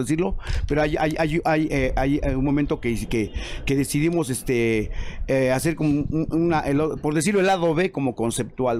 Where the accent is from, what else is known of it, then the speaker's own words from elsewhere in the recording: San Juan Ixtenco, Tlaxcala, Mexico; nosotros somos originarios de San Juan Ixtenco, Tlaxcala, un pueblo mágico